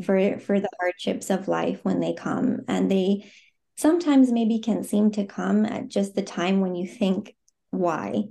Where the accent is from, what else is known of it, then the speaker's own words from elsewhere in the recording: Phoenix, Arizona, United States; moved away as an adult; now in Zurich, Switzerland; I am, um, born and raised in the U S, Um, I grew up in Phoenix, Arizona